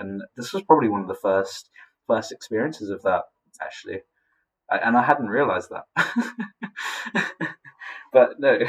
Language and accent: English; Philippines; born there; growing up, I identified as Filipino because I was born in the Philippines